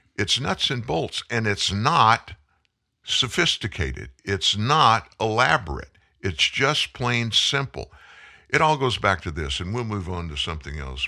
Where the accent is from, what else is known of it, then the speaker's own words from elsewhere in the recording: Lafayette, Louisiana, United States; also born or lived in Houston, Texas; I'm from way South. I'm from Lafayette, Louisiana